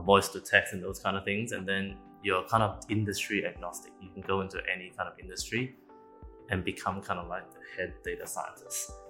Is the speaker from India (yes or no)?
no; Australia; moved away as an adult; now in Singapore; I'm an Australian, so I've been there for about 8 or so years, and I moved to Singapore